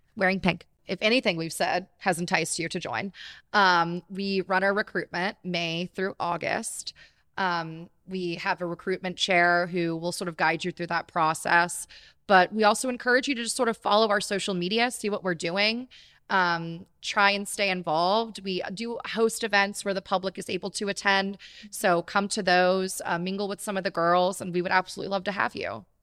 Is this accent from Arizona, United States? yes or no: no; Jacksonville Beach, Florida, United States; moved away as an adult; now in Ocala, United States; I'm originally from Jacksonville Beach